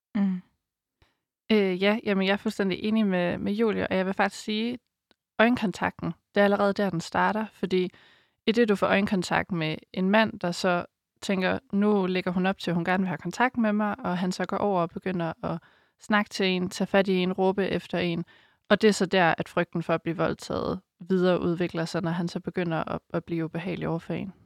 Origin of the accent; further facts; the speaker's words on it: Denmark; moved away; Jeg kommer op fra Geleje, hvor jeg boede i en lille landsby